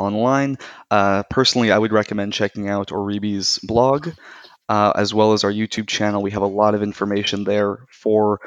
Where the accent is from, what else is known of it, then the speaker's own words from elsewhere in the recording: United States; moved away as an adult; now in Tel Aviv, Israel; I'm originally from the United States